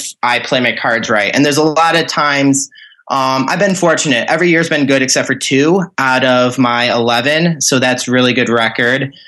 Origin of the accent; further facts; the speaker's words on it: northern Michigan, United States; accent: Northern Midwest; now in Lansing, United States; I live in Lansing, Michigan right now, but I am from up north is what they call anything above Clare in Michigan. You're just from up north at that point. So I'm from up north Michigan.